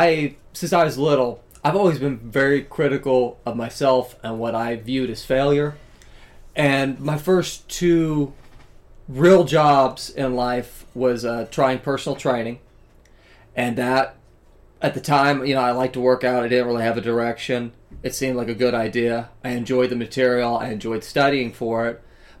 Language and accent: English; the South, United States; I come from the South